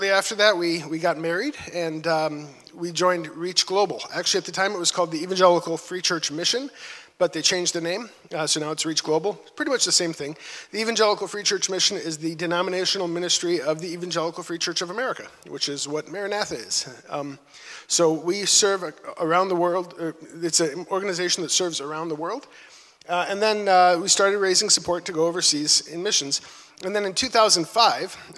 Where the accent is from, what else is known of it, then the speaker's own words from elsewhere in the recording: Minnesota, United States; moved away as an adult; also born or lived in Chicago; I'm from Minnesota